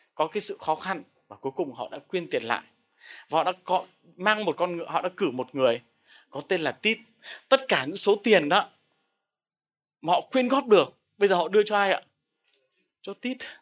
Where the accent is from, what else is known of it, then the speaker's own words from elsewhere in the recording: Vietnam; mình là người Việt Nam